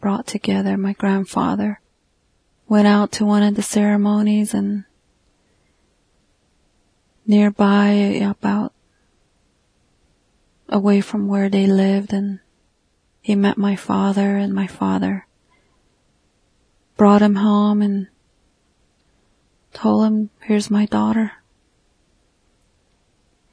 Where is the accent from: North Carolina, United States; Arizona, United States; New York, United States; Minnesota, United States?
Arizona, United States; Northern; I'm a Navajo from the Southwest United States in Northern Arizona